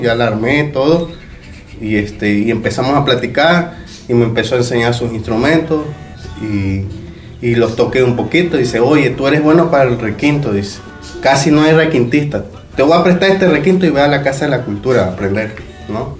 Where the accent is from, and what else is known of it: Mexico; born or raised there; also born or lived in Playa del Carmen, Mexico